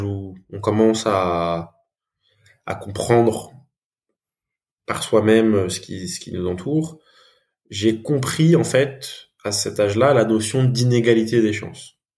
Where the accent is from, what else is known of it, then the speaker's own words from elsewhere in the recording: France; je suis franco-malgache. Donc j'ai grandi en France.